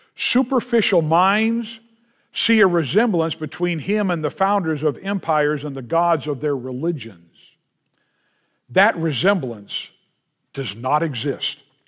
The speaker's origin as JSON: {"language": "English", "country": "United States", "said": "being an American"}